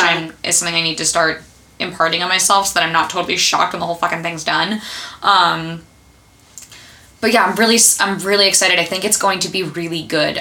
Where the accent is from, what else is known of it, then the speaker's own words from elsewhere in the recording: United States; I grew up right outside of New York